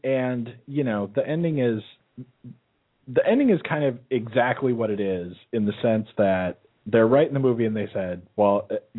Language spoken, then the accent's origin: English; Normandy, France; because we're from Normandy, France